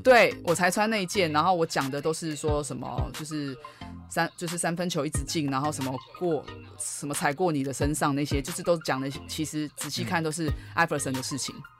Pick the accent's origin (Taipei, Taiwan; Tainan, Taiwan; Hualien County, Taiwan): Taipei, Taiwan; 我自己从在台北长大